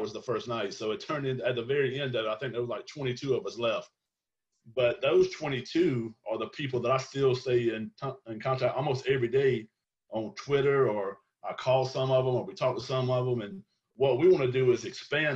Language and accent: English; South Georgia, United States; me growing up in the South